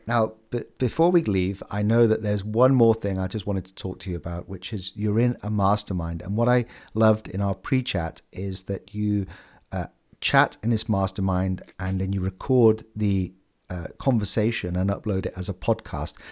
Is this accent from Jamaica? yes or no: no; United Kingdom; I'm a Brit